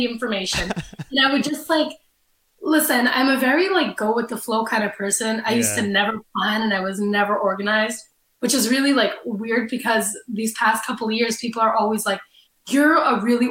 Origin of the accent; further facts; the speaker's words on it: Canada; I'm Canadian too